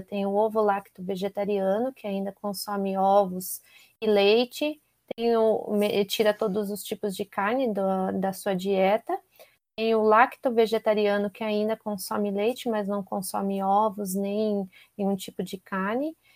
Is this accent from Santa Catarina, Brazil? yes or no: no; Curitiba, Paraná, Brazil; moved away as an adult; now in São Paulo, Brazil; eu sou de Curitiba, mas moro aqui